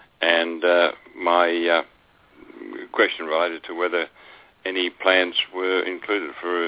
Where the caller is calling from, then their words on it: Australia; I'm calling from Australia.